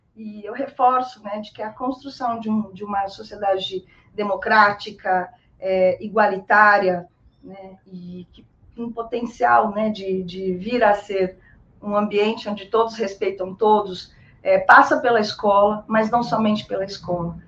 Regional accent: Brazil; nós somos brasileiras

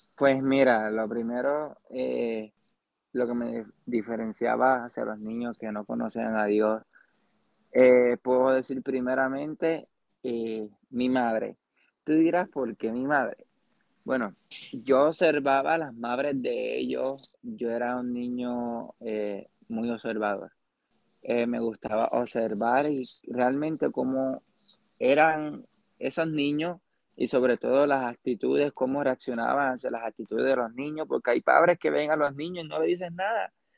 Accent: Puerto Rico; also born or lived in Arecibo, Puerto Rico / Lares, Puerto Rico; soy de Puerto Rico. Eh, nací en Arecibo, Puerto Rico, y luego en Lares, Puerto Rico

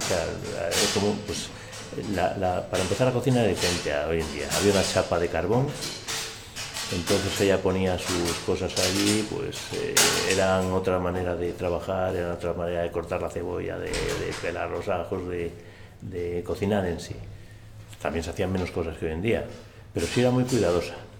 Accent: Astorga, Castile and León, Spain; Mi niñez en Astorga

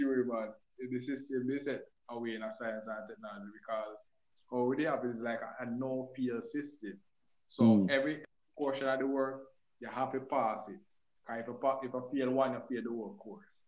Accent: Jamaica; As Jamaican

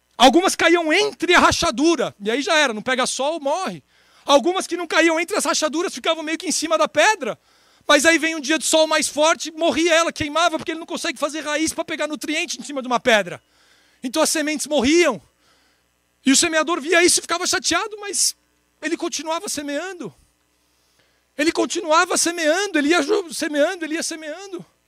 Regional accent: São Paulo, Brazil; 34 anos, sou de São Paulo

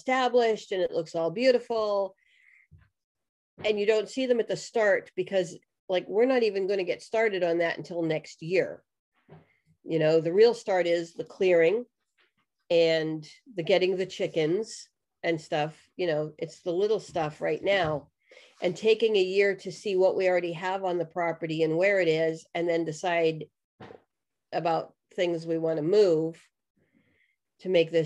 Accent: New Hampshire, United States; moved away as an adult; also born or lived in Pittsburgh, Pennsylvania; We just moved from the suburbs outside of Pittsburgh, Pennsylvania, back to my home state of New Hampshire

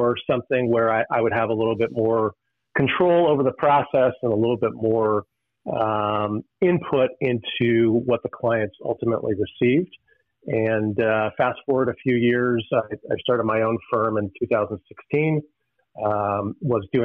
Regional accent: Western Pennsylvania, United States; I grew up in Western Pennsylvania

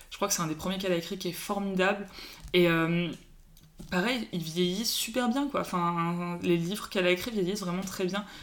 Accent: Paris, Île-de-France, France; Moi, j'ai grandi à Paris

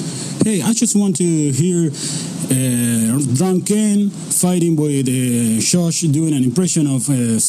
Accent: Argentina; English is a second language; from Argentina.

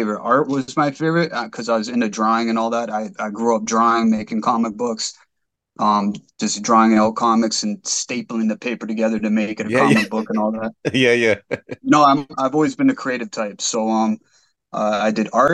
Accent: Mississauga, Ontario, Canada; I was born in Mississauga, a little town of Meadville, Mississauga, in Canada

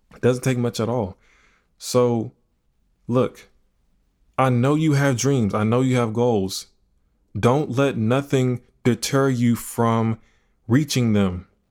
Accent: Houston, Texas, United States; I'm from Houston, Texas.

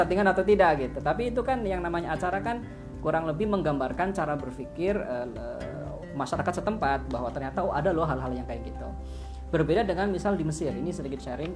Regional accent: Java, Indonesia; kita adalah seorang muslim yang tinggal di Jawa gitu dan kita adalah orang Jawa yang berislam

